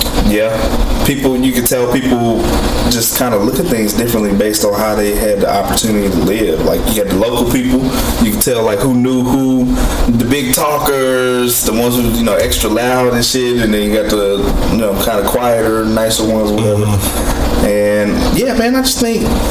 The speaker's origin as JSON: {"language": "English", "country": "United States", "said": "my fellow Americans"}